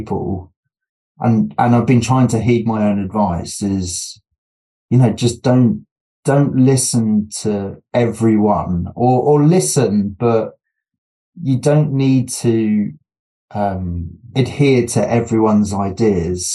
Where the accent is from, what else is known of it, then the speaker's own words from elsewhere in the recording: United Kingdom; being British